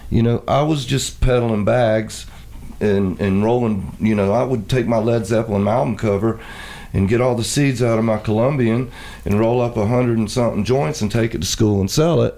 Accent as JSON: {"language": "English", "region": "East Coast", "country": "United States", "said": "I'm from the East Coast"}